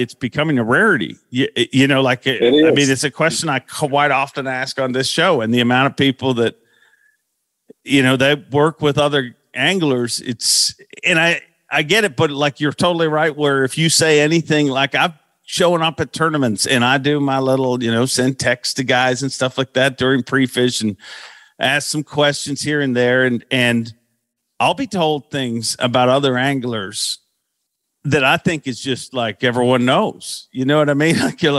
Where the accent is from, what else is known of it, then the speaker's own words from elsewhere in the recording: Florida, United States; My team partner's from the north. I'm from Florida.